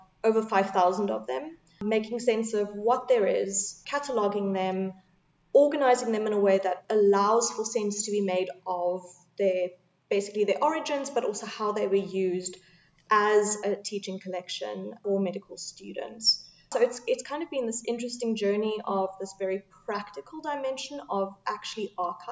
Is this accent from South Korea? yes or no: no; Cape Town, Western Cape, South Africa; also born or lived in Manchester; I'm originally from Cape Town.